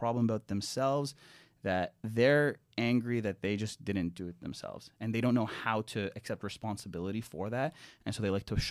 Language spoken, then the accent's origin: English; Canada; I'm Canadian. Yeah. And I've seen a lot of things happen in Canada that, you know, makes one not super proud of the country.